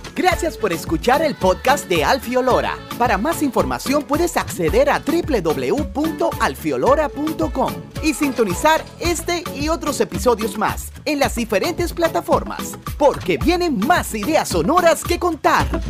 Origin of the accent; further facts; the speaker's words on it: Dominican Republic; como decimos en mi país, en República Dominicana